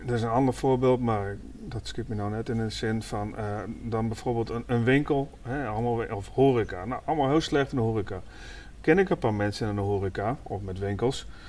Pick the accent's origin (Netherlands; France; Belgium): Netherlands; En ik kom uit de Transvaalwijk vandaan, zeg maar, Vogelwijk, Muziekwijk. Daar dan had je vroeger allemaal buurtwinkeltjes, maar wij speelden ook altijd op straat